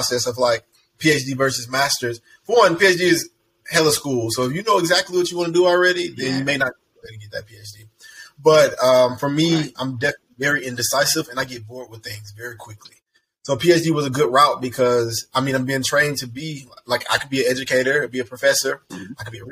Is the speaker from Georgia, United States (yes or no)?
yes; College Park, Georgia, United States; I'm originally from College Park, Georgia. I've been in Atlanta my whole entire life